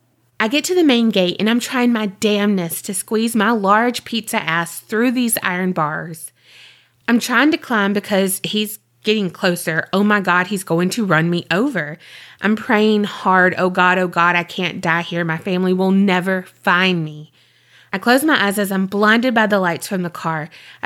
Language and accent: English; Indiana, United States; now in Florida, United States; The man I was married to changed when he moved me from my home state of Indiana to Florida.